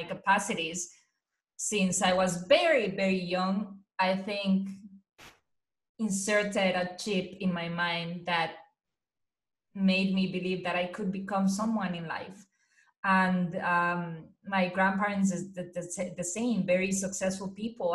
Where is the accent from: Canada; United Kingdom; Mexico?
Mexico; English is a second language; moved away as an adult; now in United States; I was born and raised in a very Mexican traditional family